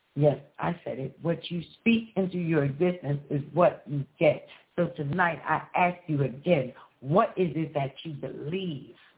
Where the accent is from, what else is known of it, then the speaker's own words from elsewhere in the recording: Philadelphia, Pennsylvania, United States; I'm from Pennsylvania and I'm from Philadelphia